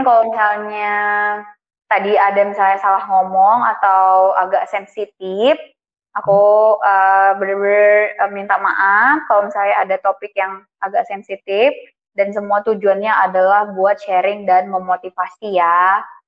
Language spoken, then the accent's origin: Indonesian; Indonesia; moved away; dari Indonesia